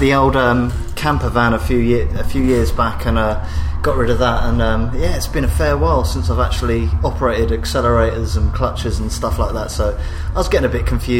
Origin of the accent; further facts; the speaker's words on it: Brighton, South East England, United Kingdom; they're a band from my hometown, Brighton.